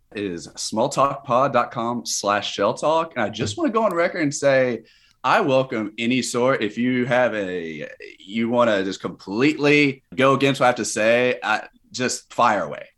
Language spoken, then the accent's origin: English; Kentucky, United States; I'm from Kentucky